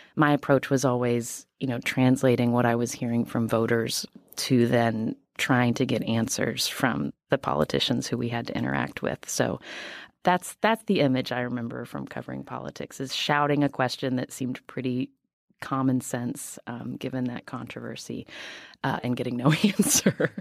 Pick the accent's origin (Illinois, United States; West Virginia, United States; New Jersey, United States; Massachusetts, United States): West Virginia, United States; moved away; I am from West Virginia